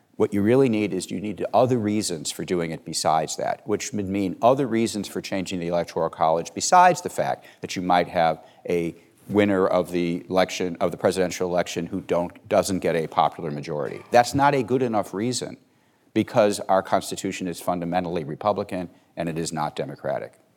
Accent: Chicago, Illinois, United States; I'm from Cook County, Illinois. It's where I grew up.

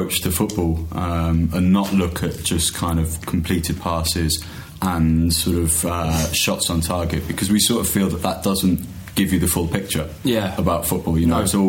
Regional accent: Wales, United Kingdom; I'm from Wales.

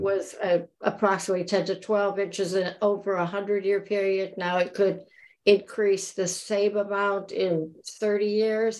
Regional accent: Florida Keys, United States; I grew up in the Keys

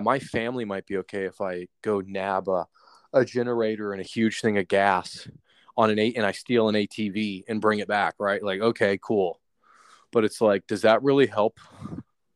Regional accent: Atlanta, Georgia, United States; I'm from Atlanta

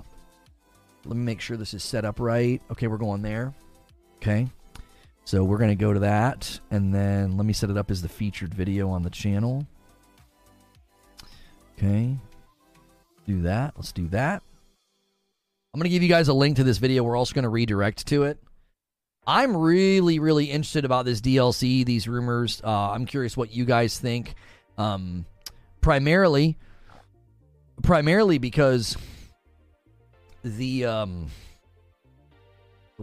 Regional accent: Canton, Ohio, United States; I grew up in Canton

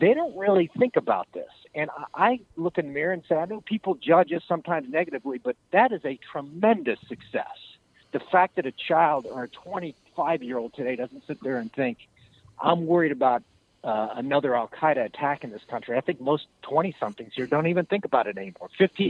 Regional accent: United States; I'm an American. I grew up playing Little League. I think America's exceptional.

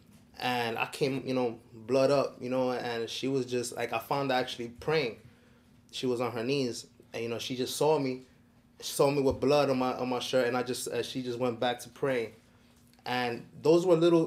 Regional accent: New York City, New York, United States; I grew up in Washington Heights

